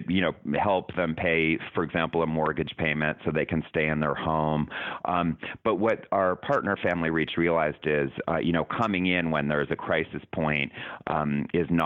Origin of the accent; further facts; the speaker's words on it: Canada; moved away as an adult; now in United States; I'm from Canada.